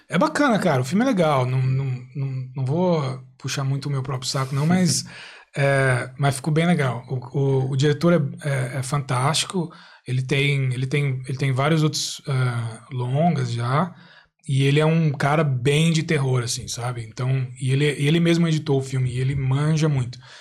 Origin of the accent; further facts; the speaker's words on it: Brazil; moved away as an adult; now in Ireland; eu aprendi inglês desde criança no, no Brasil